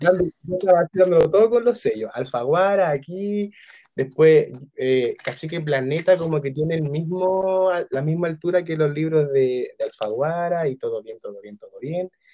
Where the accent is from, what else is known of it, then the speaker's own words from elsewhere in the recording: San Bernardo, Santiago Metropolitan Region, Chile; yo igual soy de San Bernardo